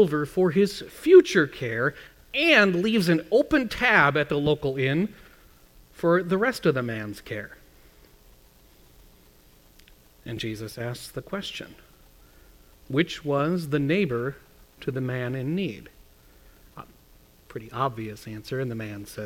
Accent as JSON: {"language": "English", "region": "Midwest", "country": "United States", "tie": "born or raised there", "said": "I was growing up in the Midwest"}